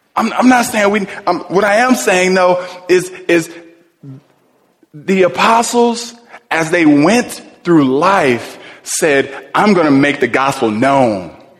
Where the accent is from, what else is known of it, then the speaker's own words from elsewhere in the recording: Cleveland, Ohio, United States; when I was young, I was raised in Cleveland.